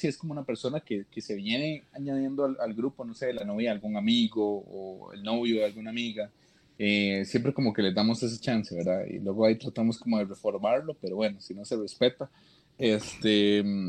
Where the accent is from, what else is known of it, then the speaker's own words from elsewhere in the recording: Costa Rica; yo soy de Costa Rica